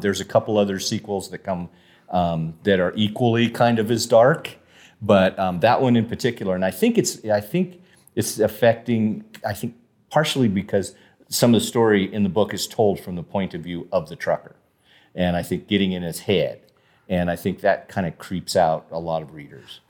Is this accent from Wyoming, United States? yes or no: yes; Casper, Wyoming, United States; also born or lived in Denver, Colorado / Saratoga, Wyoming; grew up in Casper on the east side of Casper